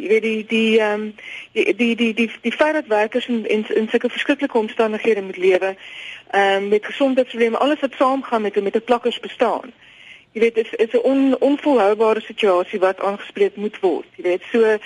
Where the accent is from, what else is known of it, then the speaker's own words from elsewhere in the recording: South Africa; ons het baie as Suid-Afrikaners